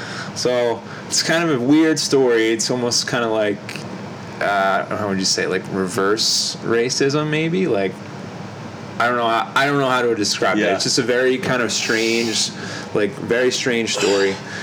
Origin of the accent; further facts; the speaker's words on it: New Jersey, United States; because I'm from South Jersey.